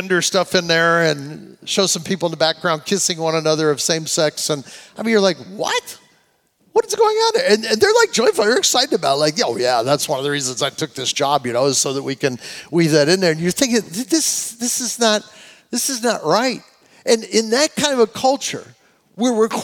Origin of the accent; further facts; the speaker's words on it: United States; as an American, I say it